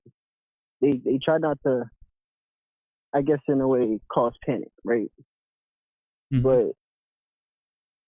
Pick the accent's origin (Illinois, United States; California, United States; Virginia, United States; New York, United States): New York, United States; my home state of New York